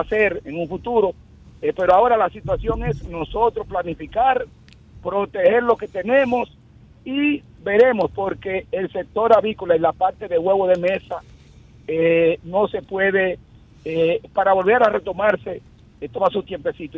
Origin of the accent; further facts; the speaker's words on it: Dominican Republic; Yo, quien le habla como dominicano primero, no como productor